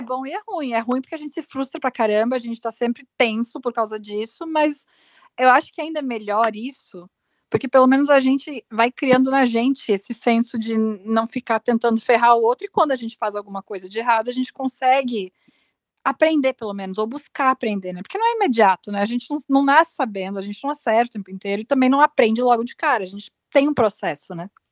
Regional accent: Rio Grande do Sul, Brazil; moved away; Eu, eu, sou gaúcha, eu sou gaúcha

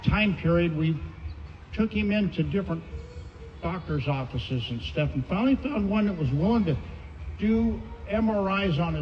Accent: Santa Ana, California, United States; also born or lived in Albuquerque, New Mexico; settling in Santa Ana. I was 3 years old

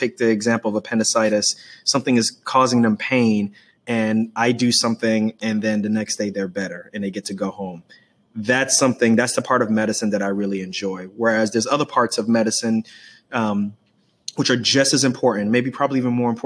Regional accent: New York City, New York, United States; I grew up in Queens, New York.

